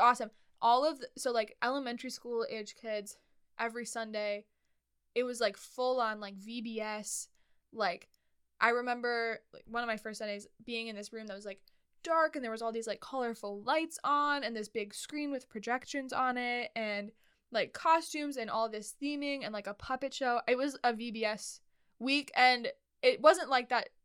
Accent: Twin Cities, Minnesota, United States; also born or lived in Red Lodge, Montana; we moved from Montana to the Twin Cities in Minnesota, the Minneapolis St. Paul area

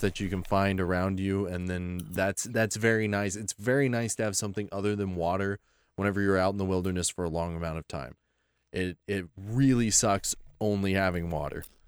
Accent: Oklahoma, United States; We're from Oklahoma

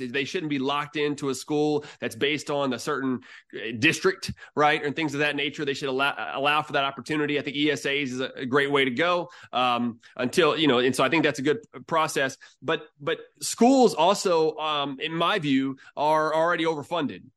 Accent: Houston, Texas, United States; I'm from Houston. So I've been I mean, from Texas and everything and kind of moved around for a while

